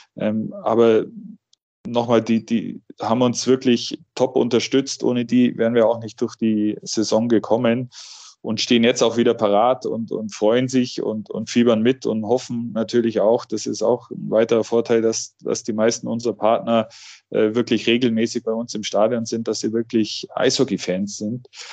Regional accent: Augsburg, Bavaria, Germany; Ich bin hier in Augsburg groß geworden, habe hier auch meine ersten Spiele gehabt

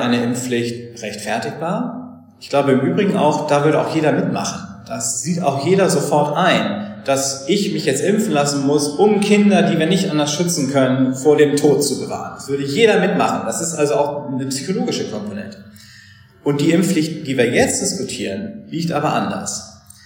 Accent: Germany; moved away as an adult; also born or lived in Freiburg / Oxford; now in London, United Kingdom; wir Deutsche

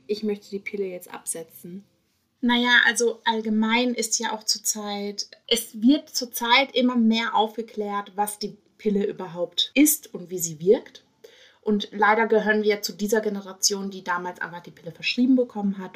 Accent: Karlsruhe, Baden-Württemberg, Germany; now in Berlin, Germany; ursprünglich komme ich aus Karlsruhe

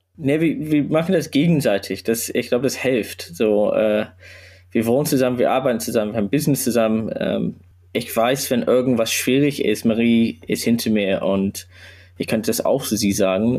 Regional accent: Sydney, New South Wales, Australia; German is a second language; now in Hamburg, Germany; ich komme ursprünglich aus Australien

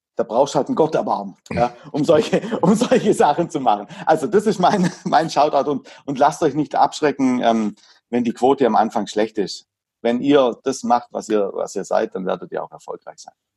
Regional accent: Hagnau am Bodensee, Baden-Württemberg, Germany; Ich komme aus Hagenau. Hagenau, das Saint-Tropez Süddeutschlands.

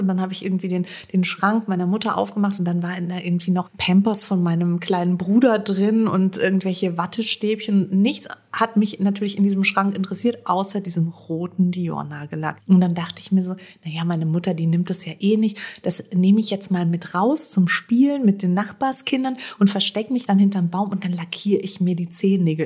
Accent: Rödelheim, Hesse, Germany; bei uns in Rödelheim

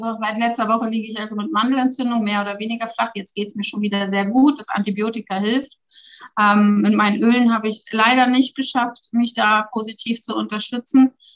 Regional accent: Germany; moved away as an adult; now in Switzerland; das ist meine Heimat. Da bin ich halt, ja, vierunddreißig Jahre mit aufgewachsen.

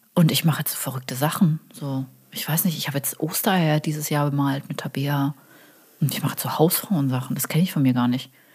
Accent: Karlsruhe, Baden-Württemberg, Germany; now in Cologne, Germany; ich bin aus Süddeutschland.

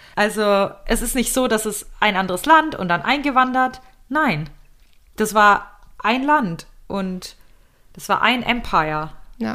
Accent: Germany; uns als Deutsche

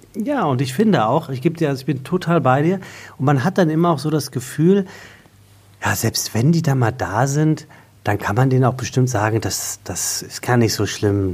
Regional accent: Taunus, Hesse, Germany; ich komme ja aus dem Taunus

